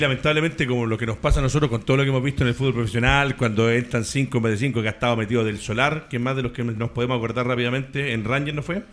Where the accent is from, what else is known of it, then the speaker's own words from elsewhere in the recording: Valdivia, Los Ríos, Chile; yo soy de Valdivia